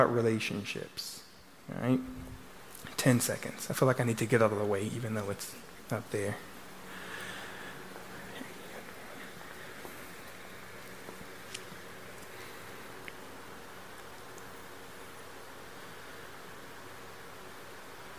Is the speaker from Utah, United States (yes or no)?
no; Louisiana, United States; now in Texas, United States; I'm from Louisiana